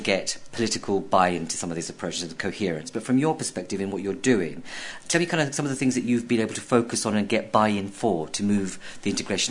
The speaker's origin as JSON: {"language": "English", "country": "United Kingdom"}